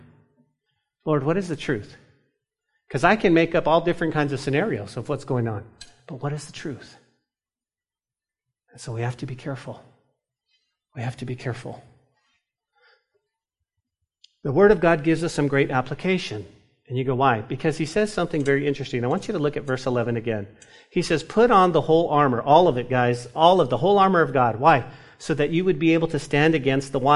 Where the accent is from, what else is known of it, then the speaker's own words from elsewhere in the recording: New Mexico, United States; grew up in New Mexico, in the mountains, in trout fishing